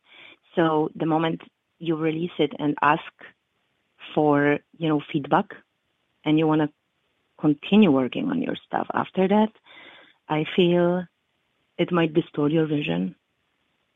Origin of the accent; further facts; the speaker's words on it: Poland; now in Chicago, United States; back in Poland, when I was growing up